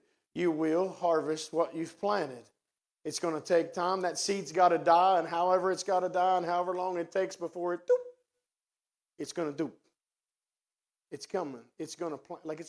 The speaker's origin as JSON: {"language": "English", "region": "West Virginia", "country": "United States", "also_born_or_lived": "Martinsburg, West Virginia", "accent": "hillbilly", "moved": "yes", "lives_now": "Cumberland, United States", "said": "That's my hillbilly language. I'm from West Virginia"}